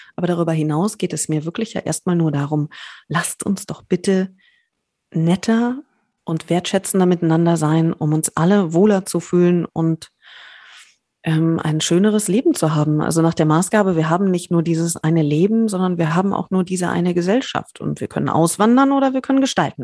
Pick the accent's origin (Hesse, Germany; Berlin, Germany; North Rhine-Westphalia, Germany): Berlin, Germany; als Berlinerin